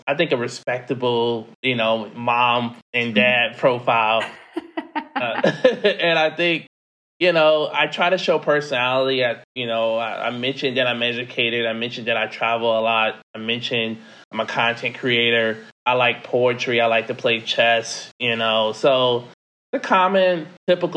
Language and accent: English; United States; moved away as an adult; being a American in some of these countries